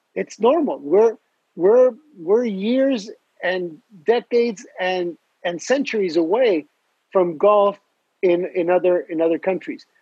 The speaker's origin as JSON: {"language": "English", "country": "Mexico", "also_born_or_lived": "Edinburgh, Scotland", "said": "I'm from Mexico"}